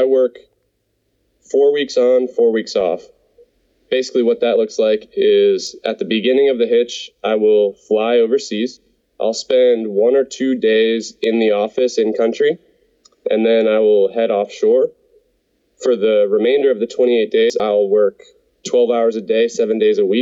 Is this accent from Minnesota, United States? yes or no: no; Ohio, United States; moved away as an adult; also born or lived in Pennsylvania / Texas / Colorado; I grew up in Ohio, and like you said, graduated from Penn State. Since then, I've lived and worked in Pennsylvania, Texas, and Colorado, and I now work overseas.